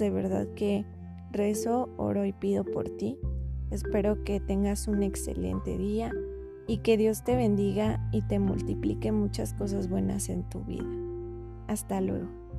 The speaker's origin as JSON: {"language": "Spanish", "country": "Mexico", "said": "yo soy de México"}